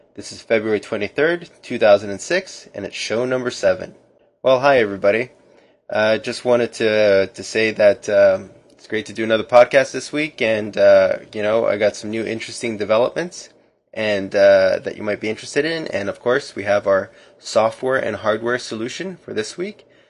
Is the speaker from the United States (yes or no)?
no; Canada; as a Canadian